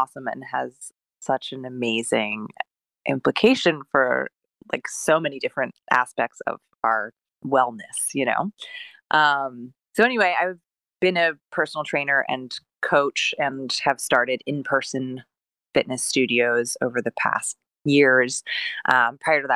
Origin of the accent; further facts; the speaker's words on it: Delaware, United States; I was born in Delaware. I had a very nice childhood.